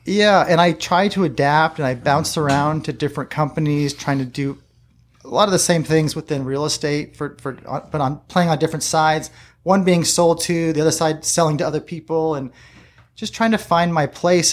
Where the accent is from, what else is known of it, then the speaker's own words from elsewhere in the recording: La Mesa, California, United States; I was born here in La Mesa, uh, Kaiser Hospital, and my dad had a store right here on Fletcher Parkway